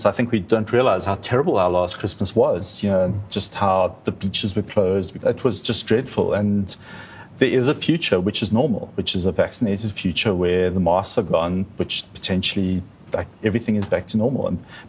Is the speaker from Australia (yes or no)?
no; South Africa; So a large proportion of our country is very, very high risk just by virtue of being South African.